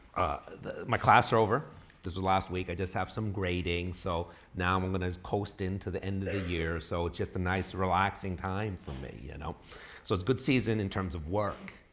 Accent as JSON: {"language": "English", "town": "New York City", "region": "New York", "country": "United States", "tie": "born or raised there", "also_born_or_lived": "Texas / Illinois", "moved": "as an adult", "lives_now": "Bay Area, California, United States", "said": "I was born and raised in New York City"}